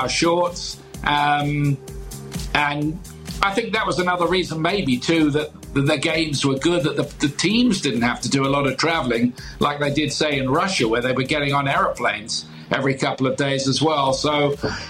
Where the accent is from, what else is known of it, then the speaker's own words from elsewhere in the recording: England, United Kingdom; being English